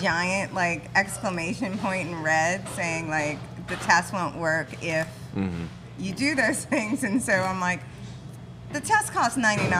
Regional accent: New Orleans, Louisiana, United States; accent: Yat; we're from New Orleans, so we're very yatty

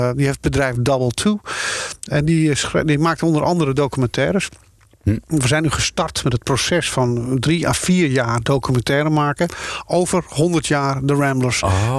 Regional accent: Schoorl, North Holland, Netherlands; moved away; also born or lived in Amsterdam / Hilversum; ik kom uit Schorel, Noord-Holland.

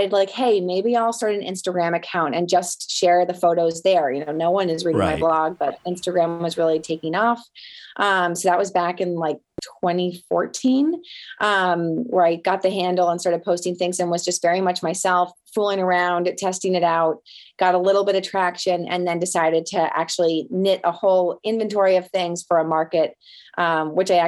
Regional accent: outside of Boston, Massachusetts, United States; I grew up outside of Boston, where I still am today

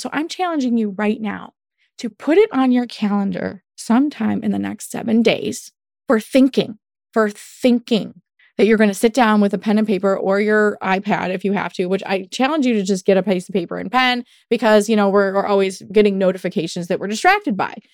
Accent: United States; Welcome to being American.

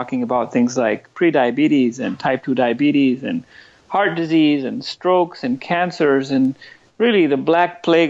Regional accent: New Delhi, Delhi, India; moved away as an adult; also born or lived in Northern California, United States; now in San Francisco Bay Area, United States; I spent the first 25 years of my life in New Delhi, India. I grew up in India

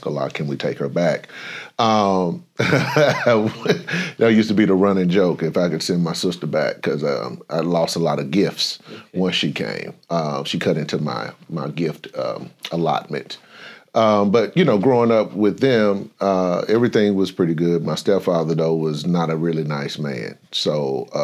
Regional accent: St. Louis, Missouri, United States; I grew up in St. Louis, Missouri

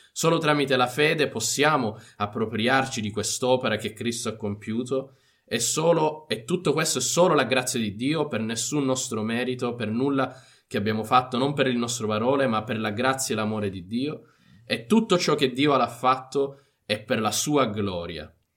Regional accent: Italy; crescendo in Italia abbiamo la Chiesa cattolica che è ovunque e quindi anche a scuola

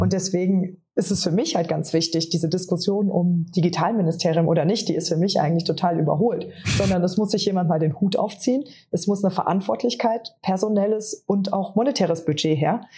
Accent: Trier, Rhineland-Palatinate, Germany; moved away; in meiner Heimat Katharina Barley, die äh, damalige Bundestagsabgeordnete und Justizministerin

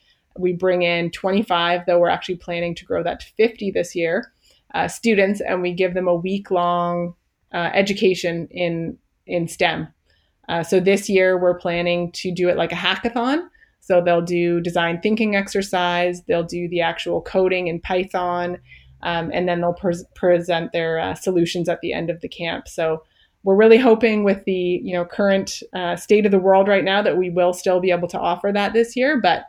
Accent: Canada; I guess that's one thing we haven't mentioned yet, is that I am a Canadian IBMer.

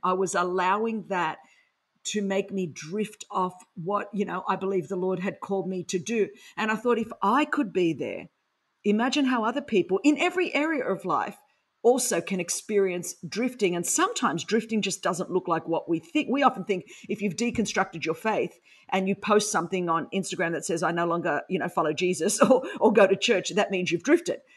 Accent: Sydney, New South Wales, Australia; accent: Aussie; first language Greek; English is a second language; I grew up in Sydney, Australia

